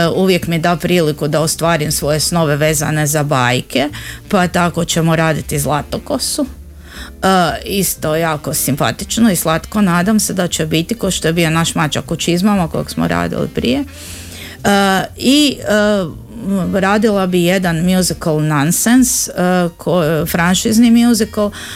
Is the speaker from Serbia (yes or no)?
no; Zagreb, City of Zagreb, Croatia; kod nas u Zagrebu